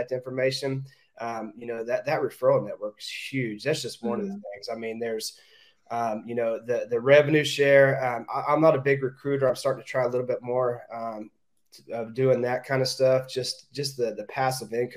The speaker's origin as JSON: {"language": "English", "region": "Oklahoma", "country": "United States", "moved": "as an adult", "lives_now": "Richmond Hill, United States", "said": "I'm originally from Oklahoma"}